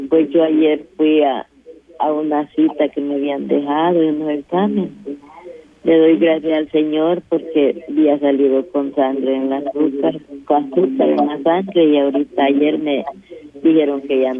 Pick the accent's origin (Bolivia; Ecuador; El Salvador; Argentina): El Salvador; Ahuachapán; me mandaron a hacerme unos exámenes a Santana, porque yo soy de Aguachapán.